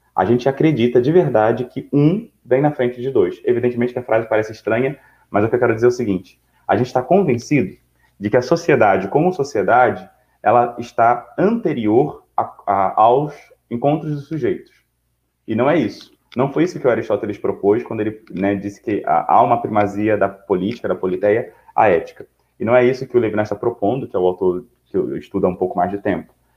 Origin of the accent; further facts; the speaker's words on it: Brazil; eu e você somos brasileiros